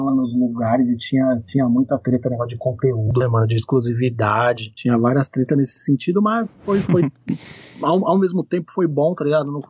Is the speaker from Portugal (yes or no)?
no; São Paulo, Brazil; A gente é da mesma região de São Paulo, tá ligado?